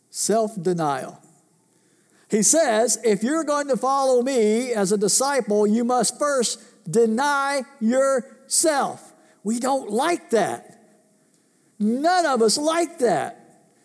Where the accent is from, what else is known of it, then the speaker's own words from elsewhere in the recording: United States; I was born in this country, raised in this country, lived in this country